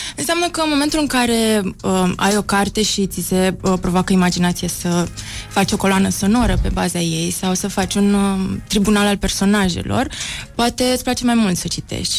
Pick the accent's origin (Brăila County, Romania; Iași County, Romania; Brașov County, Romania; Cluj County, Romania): Brăila County, Romania; Brăila; Sunt și din Brăila